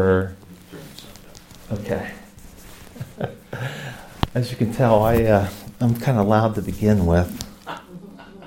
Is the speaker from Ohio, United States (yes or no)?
yes; Ohio, United States; I'm from Ohio, and I was in the Orthodox Presbyterian